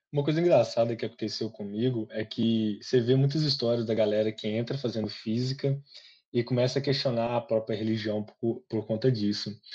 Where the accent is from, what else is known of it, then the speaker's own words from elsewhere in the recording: Guaraciaba, Minas Gerais, Brazil; moved away as an adult; now in Viçosa, Brazil; Vim de uma cidadezinha pequena, Guaraciaba, agora estou morando em Viçosa